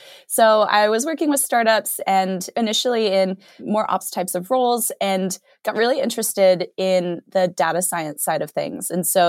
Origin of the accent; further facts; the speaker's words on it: Arizona, United States; I grew up in Arizona and then did my college degree out at Stanford.